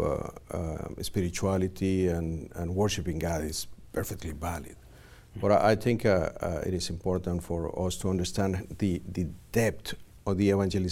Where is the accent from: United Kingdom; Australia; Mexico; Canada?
Mexico; now in Los Angeles, United States; I grew up in Mexico